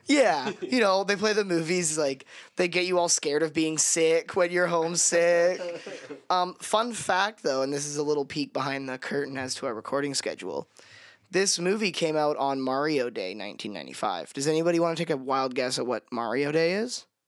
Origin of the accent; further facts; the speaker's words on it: Canada; as a Canadian